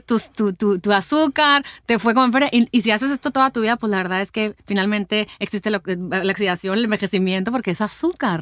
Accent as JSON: {"language": "Spanish", "town": "Hermosillo", "region": "Sonora", "country": "Mexico", "tie": "born or raised there", "said": "aquí en mi tierra Hermosillo"}